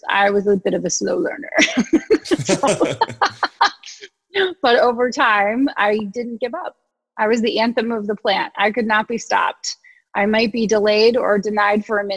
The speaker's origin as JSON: {"language": "English", "region": "Ohio", "country": "United States", "also_born_or_lived": "New York City", "moved": "as an adult", "said": "And I was from Ohio, where people said good morning when they answered the phone."}